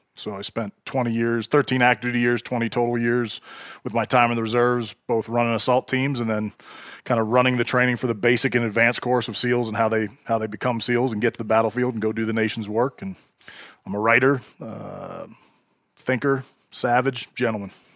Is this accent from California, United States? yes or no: yes; Bay Area, California, United States; I grew up in the Bay Area, California